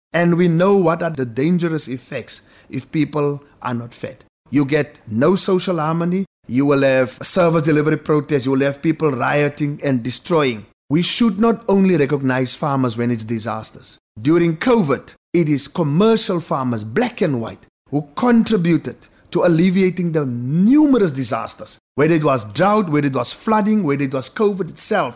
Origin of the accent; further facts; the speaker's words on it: Wolseley, Western Cape, South Africa; I'm from Ousley. It's a small farming town in the Boland, just next to Ceres, maybe Ceres' little baby brother. Grew up on farms